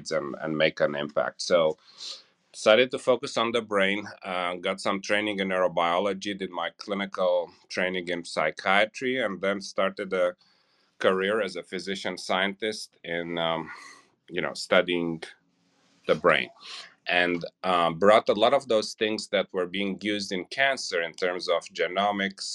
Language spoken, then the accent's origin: English; Romania; moved away as an adult; also born or lived in California; now in Indiana, United States; I grew up in Romania and Eastern Europe.